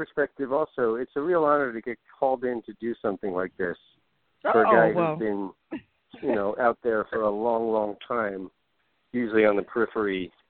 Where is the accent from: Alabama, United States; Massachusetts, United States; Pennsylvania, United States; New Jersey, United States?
New Jersey, United States; moved away as an adult; now in Los Angeles, United States; I'm from Jersey, but I've been here 20 years, and this is home, and this is where my family is, and my kids and everything.